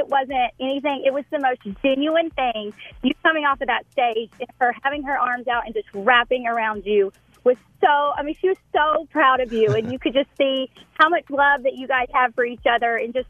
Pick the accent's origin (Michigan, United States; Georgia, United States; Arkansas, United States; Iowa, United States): Arkansas, United States; Fayetteville; Well, I'm from Fayetteville, Arkansas